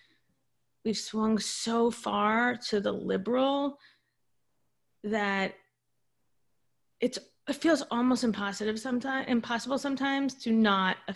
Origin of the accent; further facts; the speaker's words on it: Florida, United States; I'm also from Florida